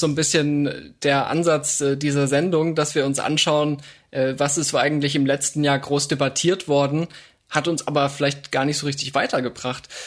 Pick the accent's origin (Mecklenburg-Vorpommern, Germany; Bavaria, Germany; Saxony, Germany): Bavaria, Germany; Upper; moved away; Da, wo ich groß geworden bin, zumindest in den Teenagerjahren in Oberbayern